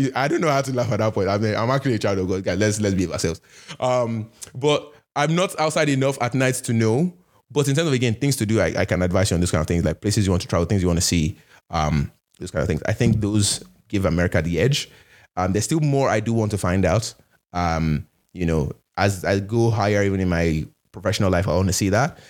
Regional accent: Nigeria; also born or lived in Canada; now in United States; I'm Nigerian, I'm Canadian

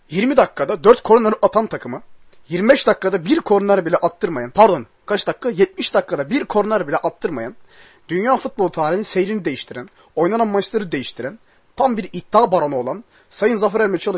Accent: Turkey; Ve Türk'üz tabii ki her şeyden önce.

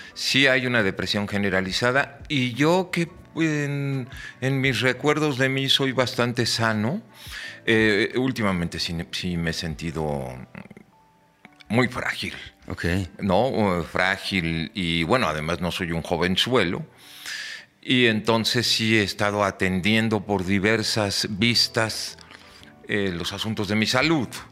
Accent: Mexico

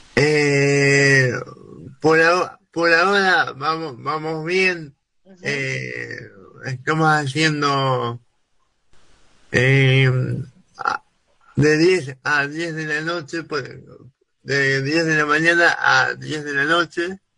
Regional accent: Argentina; nos identifique como argentinos

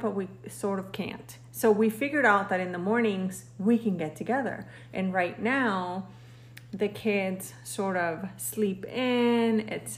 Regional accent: Mexico; now in United States; I'm Mexican, but I've been living in the United States

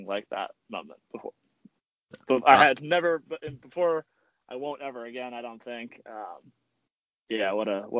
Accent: Spain; now in United States; I'm originally from Spain

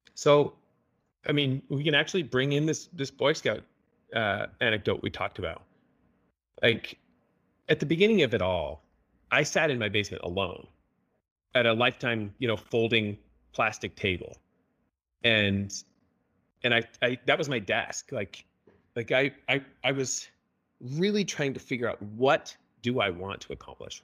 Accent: Canada; moved away as an adult; now in Utah, United States; I was born and raised in Canada

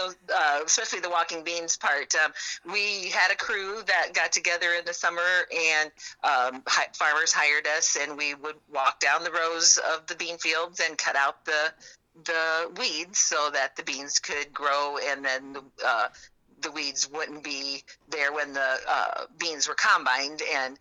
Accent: a farm just north of Westside, Iowa, United States; I grew up on a farm just north of Westside here.

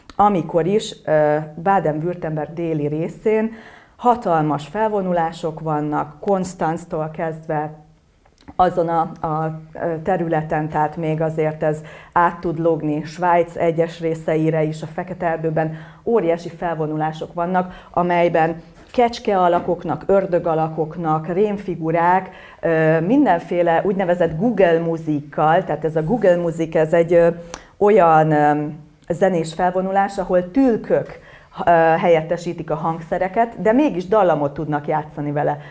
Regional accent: Buda-area German communities, Pest, Hungary

